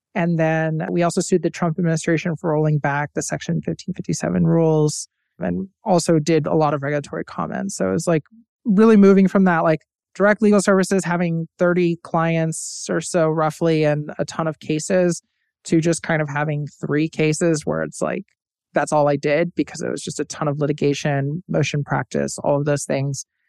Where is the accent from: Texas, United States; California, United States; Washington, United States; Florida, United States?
Florida, United States; Tampa; I was born and raised in Tampa, Florida.